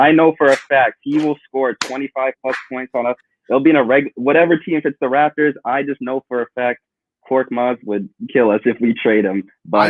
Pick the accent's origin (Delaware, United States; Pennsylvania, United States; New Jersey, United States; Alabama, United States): New Jersey, United States; I'm from New Jersey, but still a Philly fan